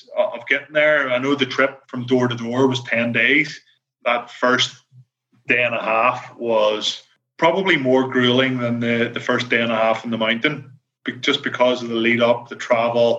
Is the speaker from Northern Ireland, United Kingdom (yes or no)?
yes; Belfast, Northern Ireland, United Kingdom; accent: Belfast; my Belfast accent